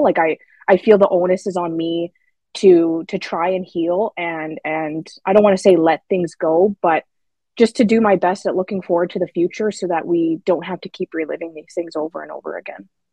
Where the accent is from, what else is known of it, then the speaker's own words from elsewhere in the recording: Saskatchewan, Canada; I'm from Saskatchewan